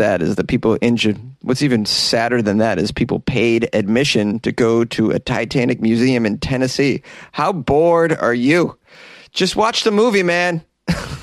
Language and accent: English; Canada; I'm Canadian.